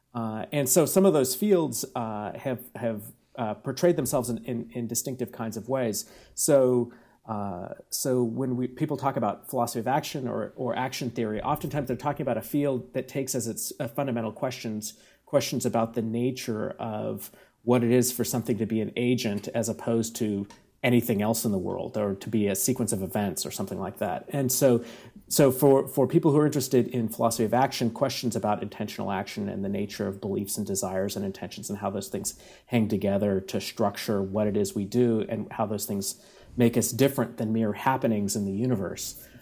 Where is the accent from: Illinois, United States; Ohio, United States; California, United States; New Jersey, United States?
California, United States; Bakersfield; now in San Diego, United States; we all went to high school at the same time, and uh, from from this little Central Valley town.